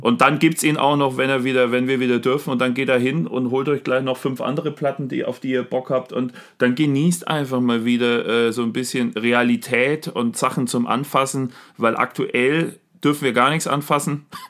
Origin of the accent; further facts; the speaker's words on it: Germany; bei uns in Deutschland